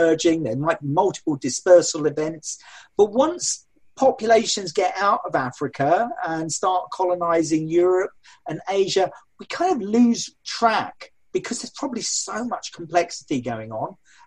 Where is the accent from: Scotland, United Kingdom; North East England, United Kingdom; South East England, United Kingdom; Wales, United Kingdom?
South East England, United Kingdom; Sussex; where I grew up. I was born in Sussex